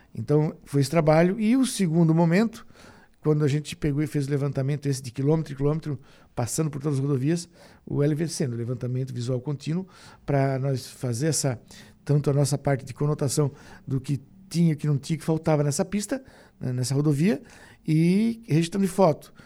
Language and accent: Portuguese; Criciúma, Santa Catarina, Brazil; sou de Criciúma